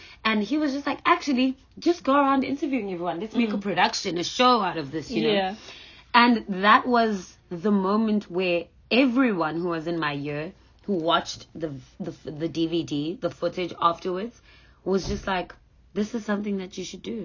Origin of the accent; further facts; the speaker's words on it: South Africa; being a young black child growing up in South Africa